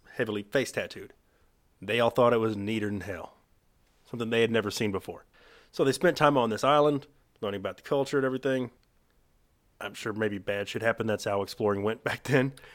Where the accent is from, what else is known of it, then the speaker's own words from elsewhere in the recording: Texas, United States; we're from Texas